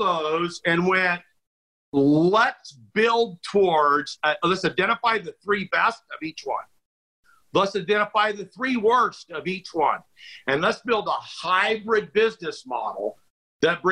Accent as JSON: {"language": "English", "town": "McPherson", "region": "Kansas", "country": "United States", "also_born_or_lived": "Manhattan, Kansas / Salina, Kansas / Topeka, Kansas", "moved": "as an adult", "said": "where we're from"}